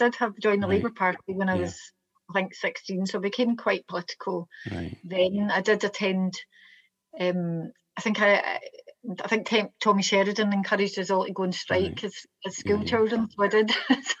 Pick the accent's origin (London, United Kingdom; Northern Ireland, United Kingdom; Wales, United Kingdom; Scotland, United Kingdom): Scotland, United Kingdom; Glasgow; East End. I'm from Bridgeton.